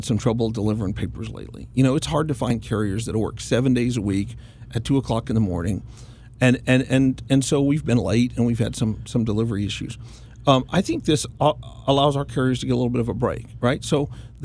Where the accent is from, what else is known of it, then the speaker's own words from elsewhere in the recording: McAllen, Texas, United States; also born or lived in Brownsville, Texas; I was born in Brownsville, but quickly moved to McAllen, and my father ran the Monitor